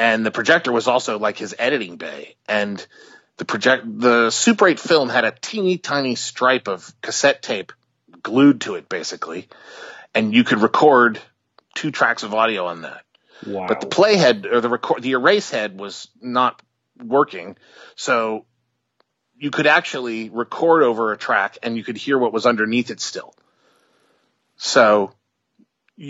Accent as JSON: {"language": "English", "town": "Albany", "region": "New York", "country": "United States", "tie": "born or raised there", "said": "I grew up in Albany, which is about – 3-4 hours north of New York City"}